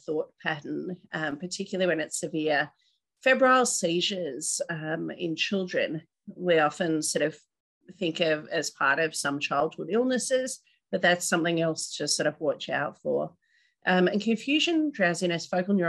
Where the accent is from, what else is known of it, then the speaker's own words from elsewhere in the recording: North Queensland, Australia; moved away; I grew up in North Queensland